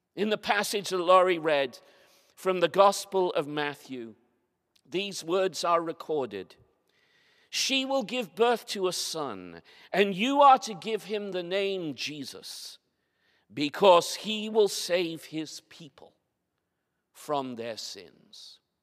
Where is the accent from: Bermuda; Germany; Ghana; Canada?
Bermuda; moved away; also born or lived in Haslingden, Lancashire, England; my church where I grew up in Bermuda